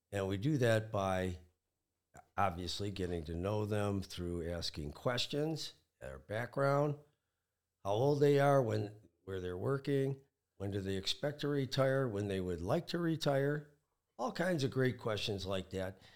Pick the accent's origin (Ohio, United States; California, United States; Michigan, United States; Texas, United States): Michigan, United States; I'm pretty much an all Michigan guy. I was born in Michigan, went to school in Michigan